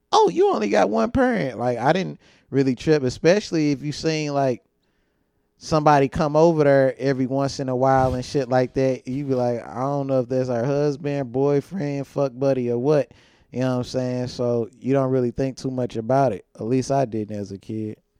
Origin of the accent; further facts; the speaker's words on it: St. Louis, Missouri, United States; I'm from St. Louis, Missouri, the North Side, the treach the most treacherous part of St. Louis